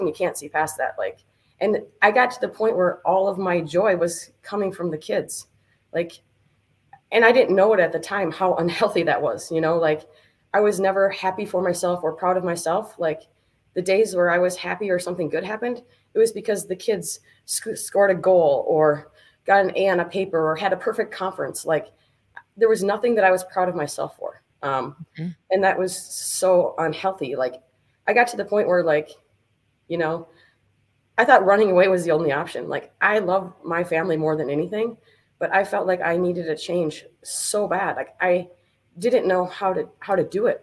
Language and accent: English; New Richmond, Wisconsin, United States; I grew up in New Richmond, uh, New Richmond, home of the Tigers